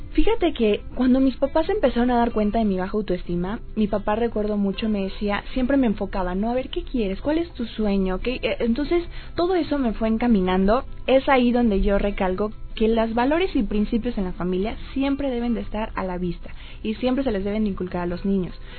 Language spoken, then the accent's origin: Spanish; Poza Rica, Veracruz, Mexico; yo soy veracruzana.